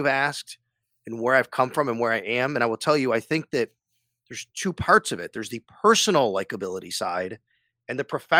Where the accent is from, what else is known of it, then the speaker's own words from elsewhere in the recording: Cheektowaga, New York, United States; I came from an Italian, my dad was an Italian immigrant. We grew up very poor in Cheektowaga.